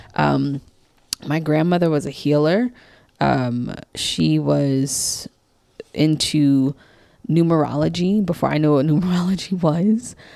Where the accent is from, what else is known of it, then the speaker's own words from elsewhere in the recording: New York City, New York, United States; also born or lived in New Jersey / DC, Maryland area; now in Maryland, United States; I grew up in Queens, New York. Queens represent, um, born and raised in Queens